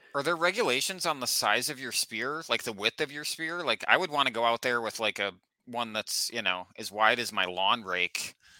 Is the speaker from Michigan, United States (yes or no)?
yes; Manistee, Michigan, United States; I grew up right, right on the Manistee River there